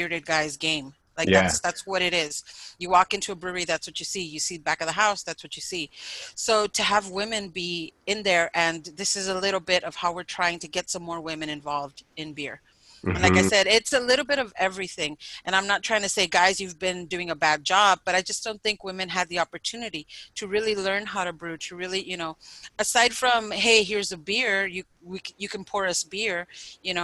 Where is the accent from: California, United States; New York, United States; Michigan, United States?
California, United States; San Diego; Barrio, you know, where I grew up